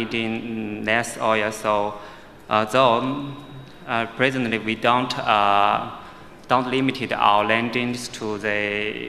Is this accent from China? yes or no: yes; China; In my hometown